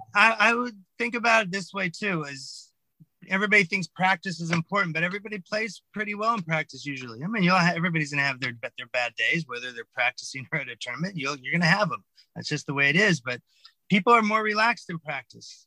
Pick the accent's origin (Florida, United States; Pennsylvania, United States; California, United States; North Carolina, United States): California, United States; moved away as an adult; also born or lived in East Hampton, New York; California kid